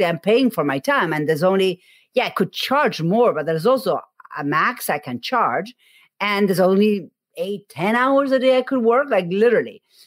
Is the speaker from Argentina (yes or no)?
yes; Argentina; moved away; I am from Argentina